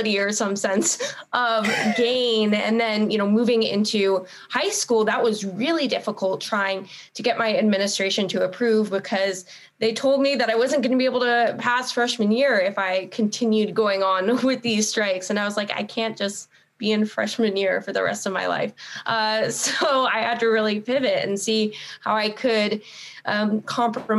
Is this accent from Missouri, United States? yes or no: no; Northern California, United States; growing up in Northern California